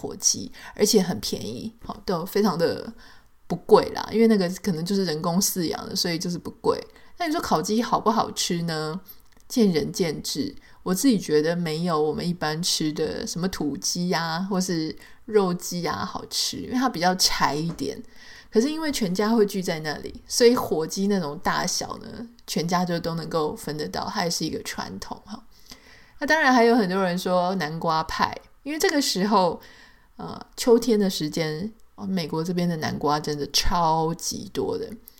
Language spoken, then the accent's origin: Chinese; Taiwan; now in United States; 我记得那时候我刚来的时候呢，我就会觉得说，我会带着从台湾来的一些印象嘛。